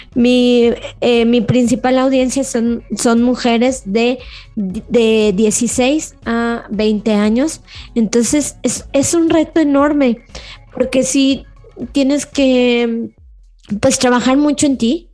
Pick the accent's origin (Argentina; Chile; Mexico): Mexico; León, Guanajuato; que somos de, que soy de León